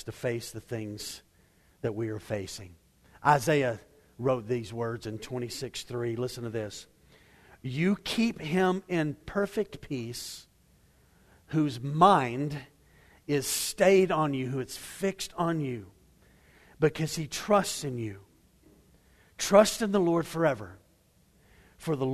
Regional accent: Waco, Texas, United States; I grew up in Waco

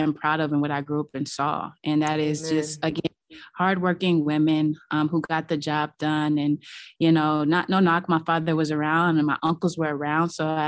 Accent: Los Angeles, California, United States; I grew up in Los Angeles, very close with my family

